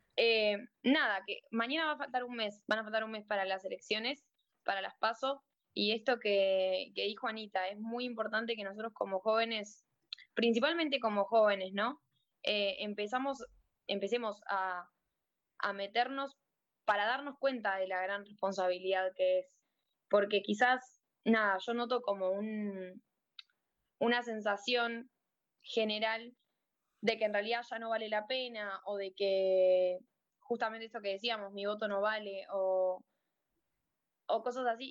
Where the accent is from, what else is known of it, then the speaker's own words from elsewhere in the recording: La Plata, Buenos Aires Province, Argentina; soy de La Plata